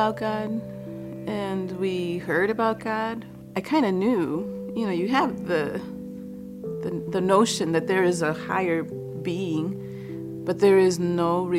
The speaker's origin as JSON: {"language": "English", "town": "Chicago", "region": "Illinois", "country": "United States", "tie": "born or raised there", "also_born_or_lived": "Boston", "said": "My mother migrated from Guatemala to the United States, and I was born in Boston. When I was 2, we moved to Chicago after my parents had separated"}